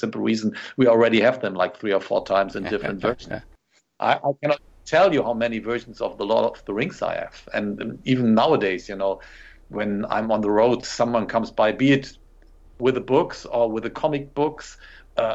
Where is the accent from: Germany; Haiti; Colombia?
Germany